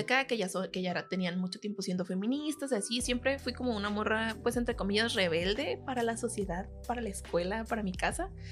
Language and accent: Spanish; El Gato de Lara, Sinaloa, Mexico; also born or lived in Guamúchil / Culiacán; Soy del Gato de Lara. Eh, pues eh, nací en Guamuchil, pero me desarrollé hasta la prepa en El Gato de Lara